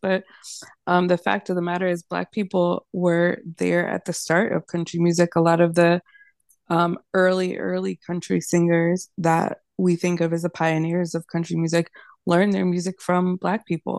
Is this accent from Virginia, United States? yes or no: yes; Virginia, United States; moved away as an adult; now in Nashville, United States; I'm from Virginia